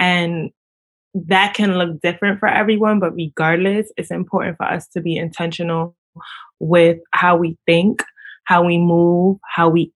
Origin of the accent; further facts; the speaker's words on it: New York City, New York, United States; I am from Brooklyn. Is where I'm from